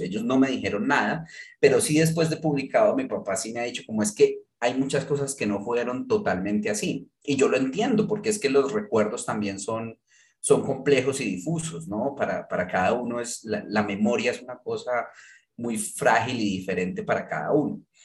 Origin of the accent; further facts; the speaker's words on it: Manizales, Caldas, Colombia; moved away; yo me fui de Manizales hace 22 años, o sea, ya llevo más tiempo viviendo por fuera que, en lo que viví Manizales